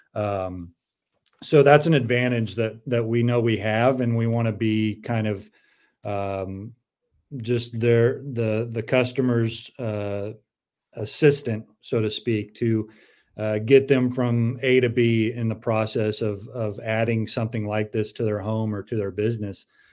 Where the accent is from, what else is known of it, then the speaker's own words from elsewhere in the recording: San Diego, California, United States; I grew up in San Diego